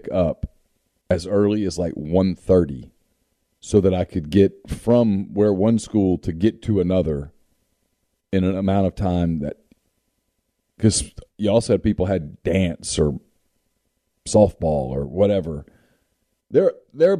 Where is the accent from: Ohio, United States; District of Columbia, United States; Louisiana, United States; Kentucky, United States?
Louisiana, United States; Ruston; now in Oxford, United States; where I grew up in Ruston, we mm-hmm. went to elementary schools by location in town